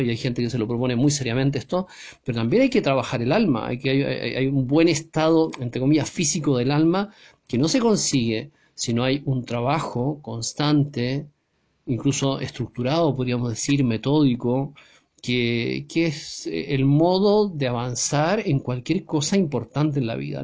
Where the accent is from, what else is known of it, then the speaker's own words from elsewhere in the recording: Chile; en mi país, en Chile